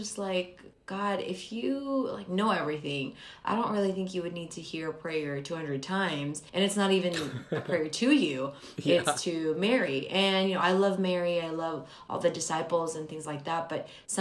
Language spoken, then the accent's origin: English; Philippines; moved away; I was born in the Philippines and almost everyone there are Catholics, and so I was born and raised as a Catholic